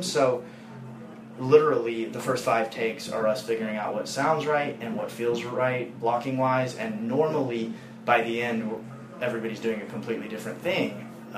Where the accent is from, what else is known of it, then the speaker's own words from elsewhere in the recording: Nashville, Tennessee, United States; I'm from Nashville. I grew up being one of these kids